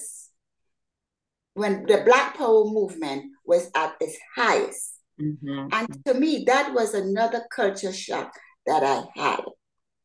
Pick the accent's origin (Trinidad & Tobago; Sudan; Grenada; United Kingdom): Grenada; born or raised there; also born or lived in New York City; now in Charlotte, United States